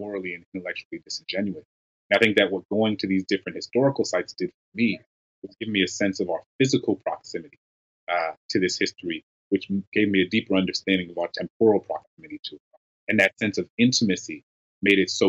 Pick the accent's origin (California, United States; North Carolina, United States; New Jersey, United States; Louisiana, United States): Louisiana, United States; New Orleans; being a young Black kid growing up in New Orleans